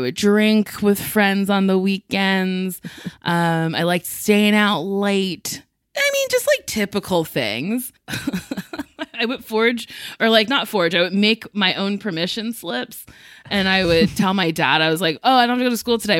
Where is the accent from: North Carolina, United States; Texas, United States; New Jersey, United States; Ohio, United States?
New Jersey, United States; I'm from Jersey